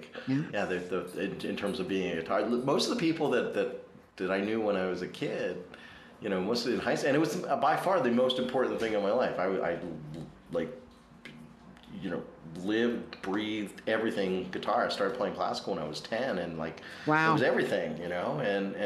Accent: Prince William County, Virginia, United States; moved away; I grew up in Prince William County, Virginia, which is right next to Loudoun County

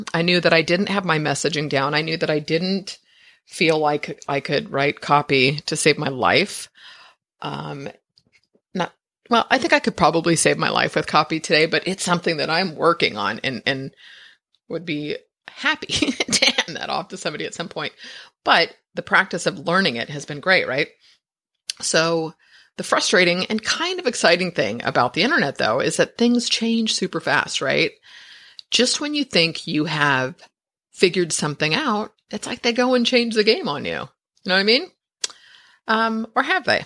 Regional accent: San Francisco, California, United States; I, I was born in San Francisco. My parents are, I'm like a fifth generation

